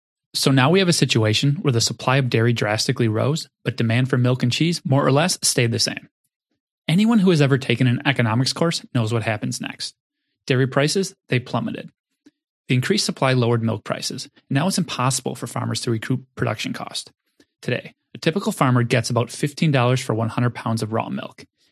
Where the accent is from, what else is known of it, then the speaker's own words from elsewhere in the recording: Wisconsin, United States; I've lived in Wisconsin for most of my life.